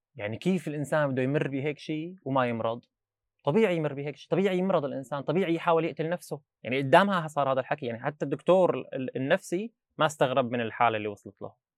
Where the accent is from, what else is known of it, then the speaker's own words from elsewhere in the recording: Babbila?, Rif Dimashq, Syria; moved away as an adult; also born or lived in Al-Mulayhah; now in Dortmund, Germany; درست للتاسع ببزينه وبعدين عملت الثانويه بالمليحه